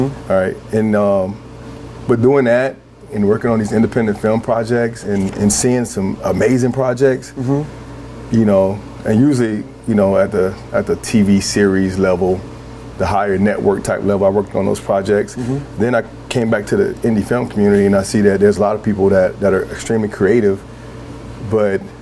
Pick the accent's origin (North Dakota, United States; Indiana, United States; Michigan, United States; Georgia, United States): Georgia, United States; Atlanta; now in Portland, United States; Because I grew up down South, mm-hmm. I grew up in Atlanta